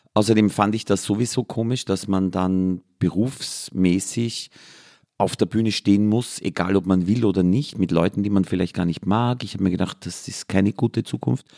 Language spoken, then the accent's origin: German; Austria; ich bin an der Grenze von drei Vierteln aufgewachsen, nämlich Waldviertel, Mostviertel und Mühlviertel